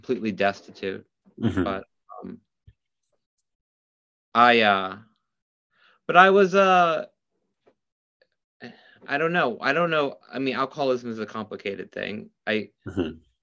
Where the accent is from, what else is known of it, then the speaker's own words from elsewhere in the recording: Midwest, United States; I'm from the Midwest